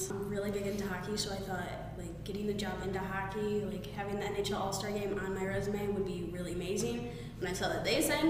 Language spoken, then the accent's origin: English; Highland, Michigan, United States; I'm from Highland, Michigan, and I currently attend Green Valley State in Grand Rapids, Michigan.